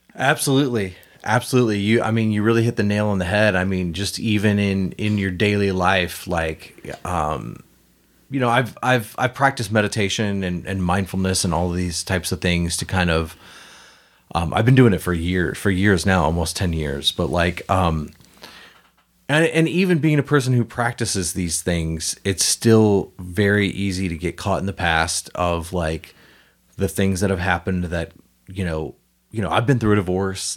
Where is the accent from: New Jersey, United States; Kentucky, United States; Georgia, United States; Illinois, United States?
Illinois, United States; Vandalia; moved away as an adult; also born or lived in Collinsville, Illinois; now in St. Louis, United States; I grew up in Illinois, but then I lived in Collinsville for ten years.